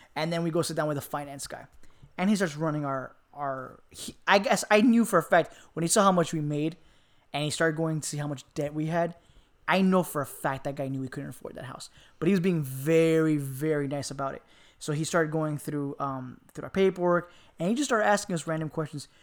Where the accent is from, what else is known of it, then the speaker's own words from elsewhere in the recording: Miami, Florida, United States; moved away; I'm from Miami, Florida